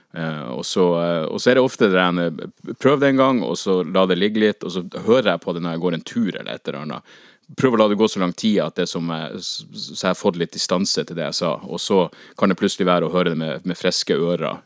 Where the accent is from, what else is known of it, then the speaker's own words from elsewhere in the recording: Northern Norway, Norway; å være nordlending